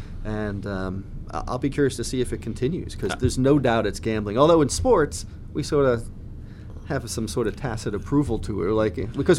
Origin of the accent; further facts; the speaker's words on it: United States; moved away; also born or lived in Florida; I grew up in New York, New Jersey area